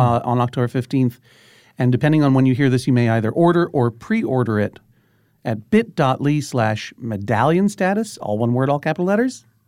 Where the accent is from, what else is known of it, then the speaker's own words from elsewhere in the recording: Brookline, Massachusetts, United States; growing up in Boston